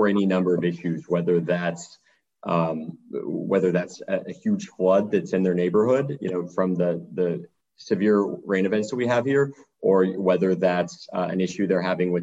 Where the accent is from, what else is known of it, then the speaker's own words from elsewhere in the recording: Pearland, Texas, United States; also born or lived in Austin, Texas; I've been in Pearland since I was about 2 years old. So I've pretty much spent my whole life in this area